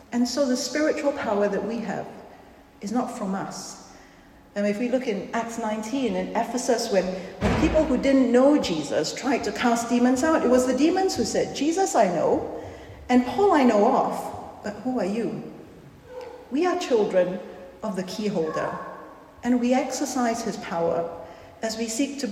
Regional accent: Singapore; moved away; I come from Singapore, which is a very small country of about 5 million people. And growing up, we were always told our country was very vulnerable

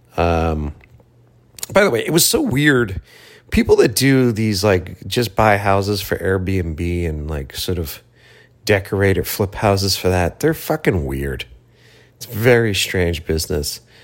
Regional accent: Boston, Massachusetts, United States; now in Los Angeles, United States; came back to my hometown, uh, Boston

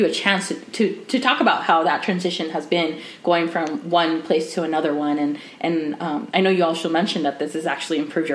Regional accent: Arizona, United States; my home state, Arizona

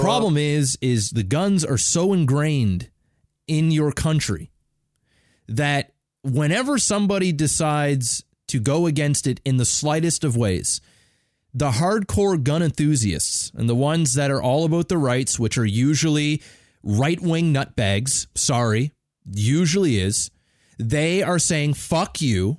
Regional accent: Canada; I'm Canadian as fuck.

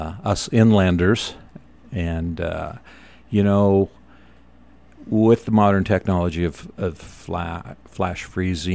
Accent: Moab, Utah, United States; also born or lived in Santa Barbara; I was, born and raised in Moab. And then I moved to Santa Barbara in 1984 to go to culinary school.

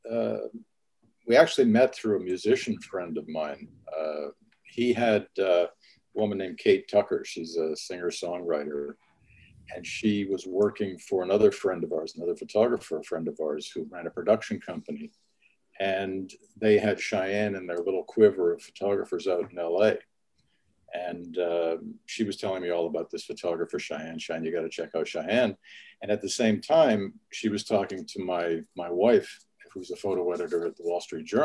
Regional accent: St. Albert, Alberta, Canada; i grew up all over canada but i mean the the formative years and where i started uh, photography was was just outside of edmonton in a, in a little suburb called st albert

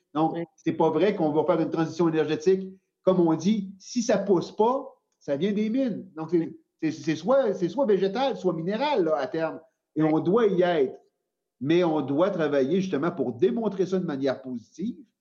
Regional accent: Quebec, Canada; c'est chez nous, au Québec

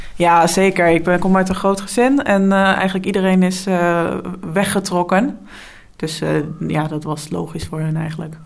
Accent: Dalfsen, Overijssel, Netherlands; also born or lived in Enschede; now in Deventer, Netherlands; ik kom uit Dalfsen. En daar heb ik 17 eh, jaar gewoond totdat ik ging studeren

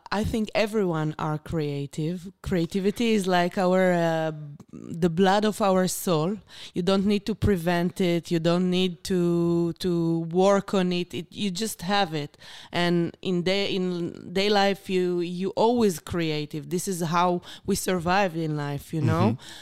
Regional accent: Beersheba, Southern District, Israel; English is a second language; I born and raised in Beersheba

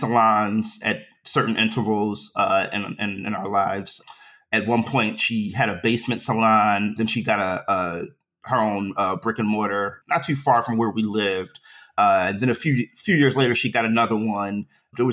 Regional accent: Philadelphia, Pennsylvania, United States; also born or lived in Queens, New York; I grew up in West Philly in various neighborhoods

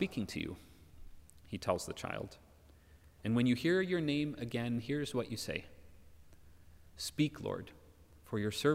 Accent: United States; moved away; Americans like me

